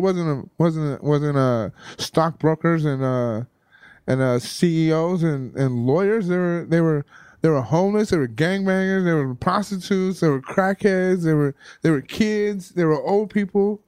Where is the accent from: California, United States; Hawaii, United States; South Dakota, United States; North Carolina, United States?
California, United States; Compton; moved away as an adult; also born or lived in San Francisco; I, I'm from Compton. I never, I never really moved outside of Southern California.